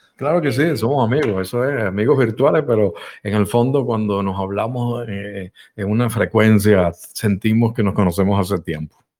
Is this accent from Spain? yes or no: no; Venezuela; En Venezuela también, en mi país donde nací